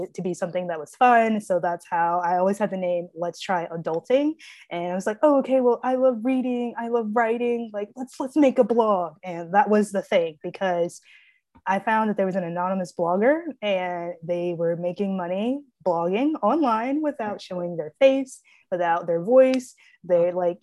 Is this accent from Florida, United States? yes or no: no; Springfield, Tennessee, United States; So I was born in Springfield, Tennessee.